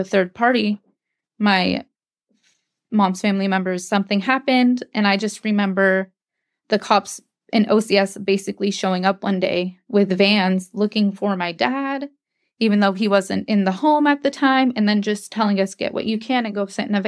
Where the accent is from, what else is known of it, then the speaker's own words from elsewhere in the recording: Anchorage, Alaska, United States; I grew up in Anchorage with my siblings until 2005.